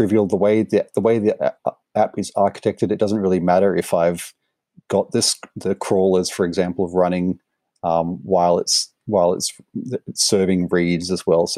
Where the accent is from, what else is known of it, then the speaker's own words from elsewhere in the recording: Australia; also born or lived in Sydney; I'm Australian, obviously, in Sydney